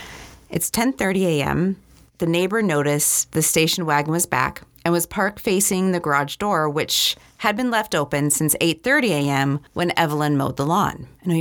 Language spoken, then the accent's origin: English; California, United States; And it reminds me of the neighborhood I grew up in California.